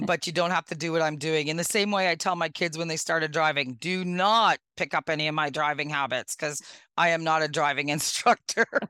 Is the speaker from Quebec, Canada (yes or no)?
no; Northwestern Ontario, Canada; born and raised in Northwestern Ontario